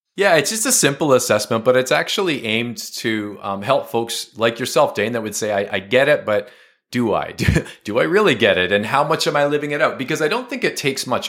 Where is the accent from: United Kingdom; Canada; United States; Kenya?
Canada; as a Canadian, we're bilingual. We're a bilingual country